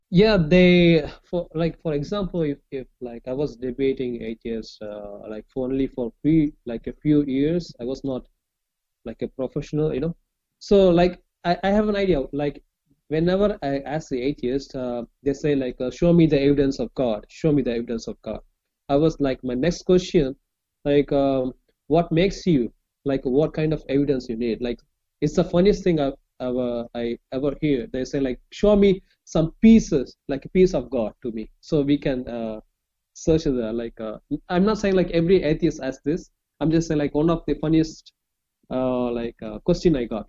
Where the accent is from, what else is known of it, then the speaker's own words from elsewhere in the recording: Chennai, Tamil Nadu, India; I'm from India, like southern part of India